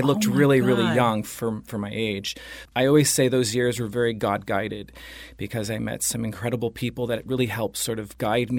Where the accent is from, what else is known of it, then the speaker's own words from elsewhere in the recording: Dana Point, California, United States; also born or lived in Los Angeles; I'm from Orange County, actually. I grew up in Orange County near Dana Point. I left home at a very early age. I was around 15.